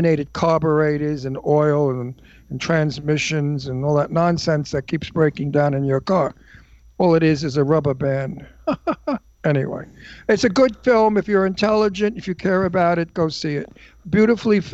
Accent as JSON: {"language": "English", "region": "New York", "country": "United States", "moved": "yes", "lives_now": "Palm Springs, United States", "said": "I'm a New Yorker"}